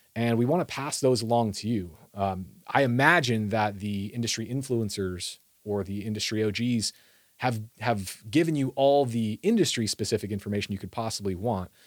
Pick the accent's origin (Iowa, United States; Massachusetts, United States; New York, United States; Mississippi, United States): Iowa, United States; grew up in Iowa.